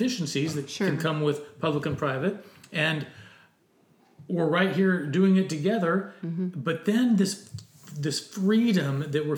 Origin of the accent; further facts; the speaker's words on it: United States; The experience as an American